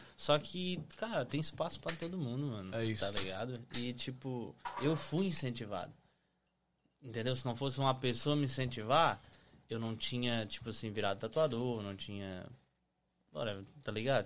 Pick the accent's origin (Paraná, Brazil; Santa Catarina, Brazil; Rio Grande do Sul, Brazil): Santa Catarina, Brazil; Araranguá; now in United States; cidade pequena, Araranguá